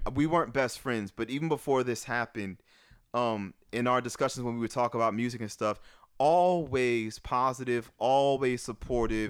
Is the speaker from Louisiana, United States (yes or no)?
yes; New Orleans, Louisiana, United States; moved away; growing up in New Orleans